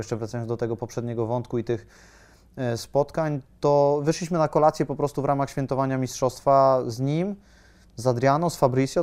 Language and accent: Polish; Poland; jestem z Polski